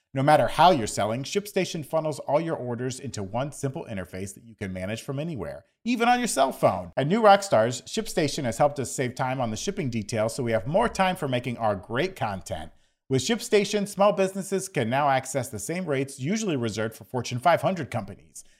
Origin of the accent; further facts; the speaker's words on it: Florida, United States; growing up in Florida